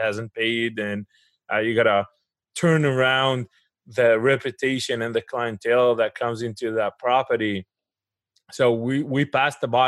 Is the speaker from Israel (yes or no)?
yes; Israel; moved away as an adult; now in United States; But I grew up in Israel. I went to the military over there. I did my engineering school over there. And I relocated to the United States in 2007.